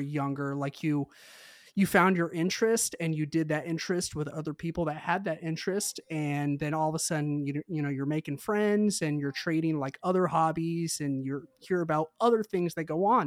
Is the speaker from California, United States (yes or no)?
no; Mount Juliet, Tennessee, United States; I grew up in the Mount Juliet area